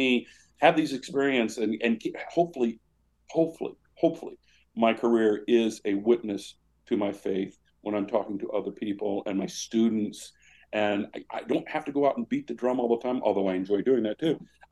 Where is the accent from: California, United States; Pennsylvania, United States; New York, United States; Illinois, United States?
Illinois, United States; Washburn; moved away; the little hometown I grew up in, 1,067 people, Washburn, Illinois